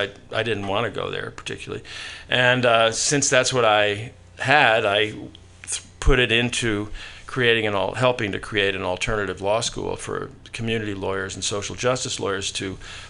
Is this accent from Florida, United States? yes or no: no; New York, United States; I grew up in New York with my parents, no brothers and sisters